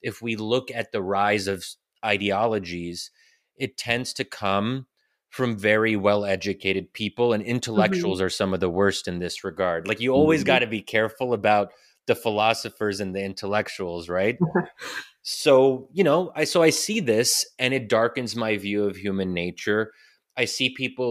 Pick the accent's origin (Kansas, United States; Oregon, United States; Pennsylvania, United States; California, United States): Pennsylvania, United States; I'm born and raised in Pennsylvania, but most of my extended family is still in Egypt